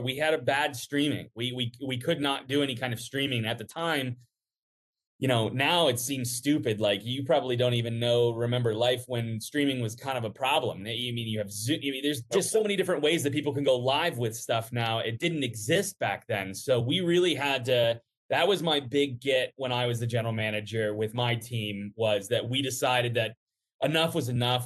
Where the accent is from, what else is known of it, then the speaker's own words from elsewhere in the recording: Cincinnati, Ohio, United States; also born or lived in Buffalo, New York; I grew up in Cincinnati